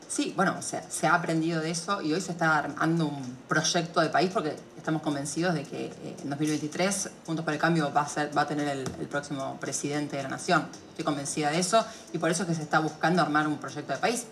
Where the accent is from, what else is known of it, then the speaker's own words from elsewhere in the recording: Argentina; como argentinos